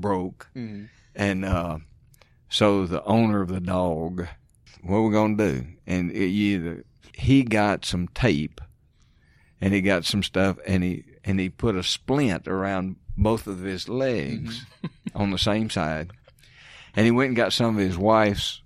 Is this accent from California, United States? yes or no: no; Mississippi, United States; I grew up in Mississippi